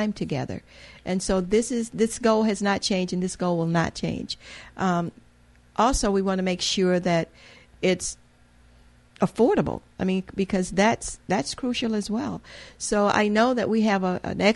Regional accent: Mississippi, United States; moved away as an adult; also born or lived in Louisiana / Memphis, Tennessee / Houston, Texas / Chicago; now in Muskegon, United States; I'm from a little town in Mississippi

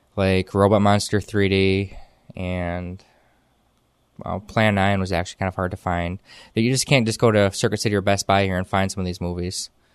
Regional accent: Whitehall, Michigan, United States; now in Muskegon, United States; I'm from Whitehall. I was raised in Whitehall most of my life. I graduated from Whitehall High School.

